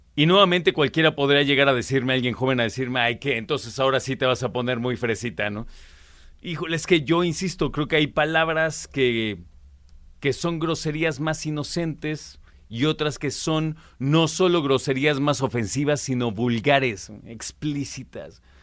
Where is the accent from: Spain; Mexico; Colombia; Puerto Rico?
Mexico